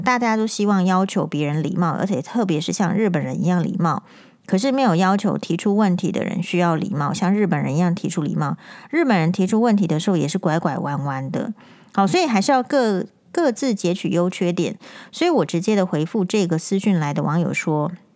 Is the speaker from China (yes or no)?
no; Taiwan; 我们台湾人